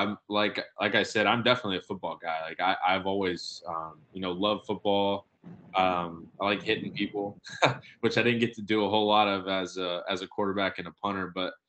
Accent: Atlanta, Georgia, United States; Growing up in the Atlanta area

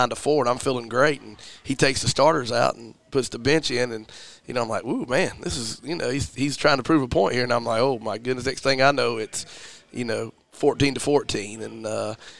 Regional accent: Commerce, Georgia, United States; moved away as an adult; also born or lived in La Junta, Colorado / Anderson, South Carolina; now in Greenwood, United States; I'm from Commerce, Georgia. I played for my dad in high school

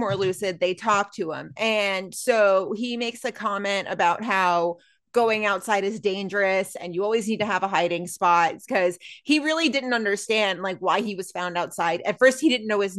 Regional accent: Texas, United States; moved away; in my home state of Texas

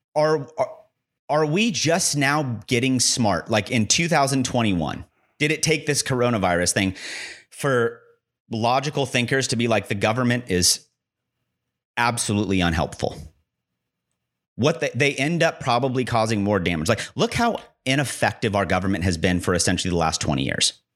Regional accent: United States

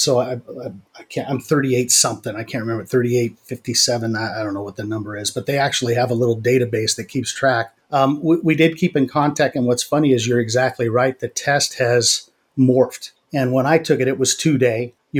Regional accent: Pasadena, California, United States; Well, I was originally Pasadena. My wife and I got married, and we couldn't afford a house in the local area there, so we moved out to the Inland Empire.

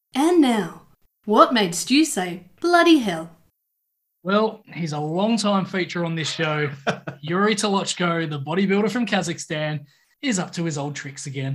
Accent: Australia; as an Aussie

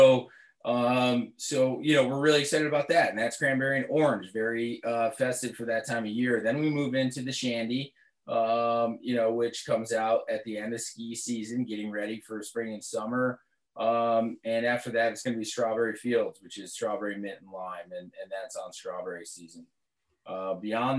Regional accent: Northeast, United States; now in Vermont, United States; growing up in the Northeast, living in Vermont

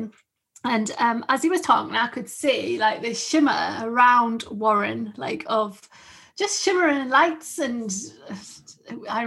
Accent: the North East, North East England, United Kingdom; I'm just from along the road

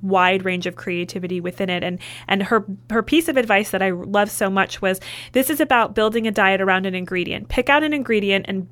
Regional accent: Indiana, United States; growing up in the Midwest

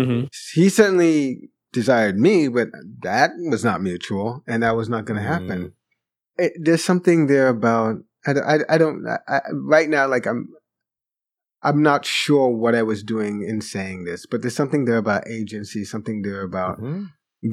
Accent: New York, United States; also born or lived in Jamaica; the school I first attended when I came to New York from Jamaica, Regent School, which I think may still exist in the, in, in, in the Bronx, not too far from mm-hmm. the house where I grew up

